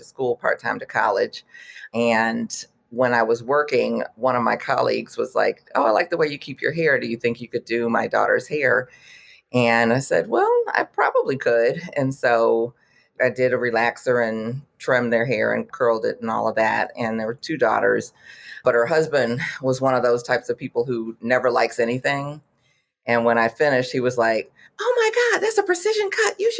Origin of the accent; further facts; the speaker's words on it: Detroit, Michigan, United States; moved away as an adult; also born or lived in Houston, Texas / Washington, District of Columbia, United States; I'm originally from Detroit, but I was living in the Houston area, going to U of H